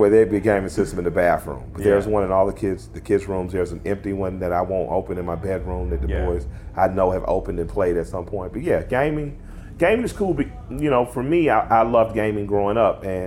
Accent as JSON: {"language": "English", "region": "the South", "country": "United States", "said": "I'm from the South"}